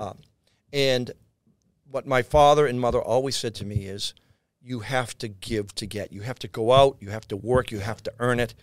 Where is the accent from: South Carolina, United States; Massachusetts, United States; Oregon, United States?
Massachusetts, United States; Boston; moved away; also born or lived in New York; south end of Boston